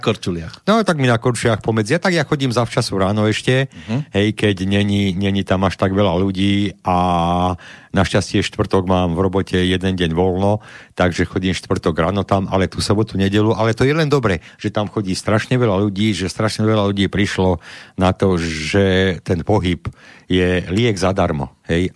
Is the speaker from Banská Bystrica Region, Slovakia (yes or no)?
yes; Králiky, Banská Bystrica Region, Slovakia; ja som z Králik, a to je dolina